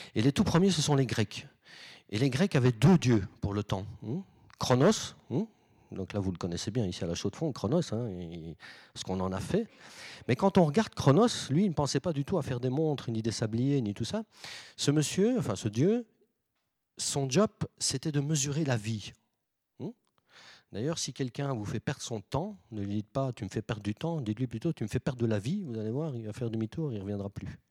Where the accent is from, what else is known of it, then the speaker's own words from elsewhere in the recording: Belgium; je viens de Belgique